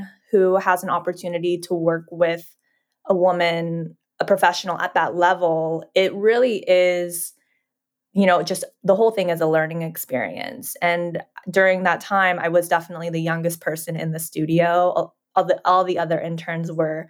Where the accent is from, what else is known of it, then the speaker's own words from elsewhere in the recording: Dallas, Texas, United States; moved away; also born or lived in New York; I grew up in Dallas, Texas, where I was very Asian compared to everyone else around me